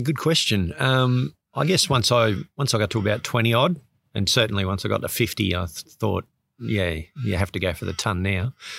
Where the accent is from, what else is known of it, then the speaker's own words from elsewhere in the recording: Sydney, New South Wales, Australia; moved away; I grew up in Sydney